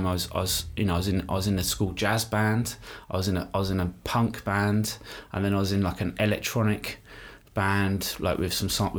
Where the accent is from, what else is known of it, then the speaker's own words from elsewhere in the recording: Brighton, South East England, United Kingdom; I grew up in Brighton.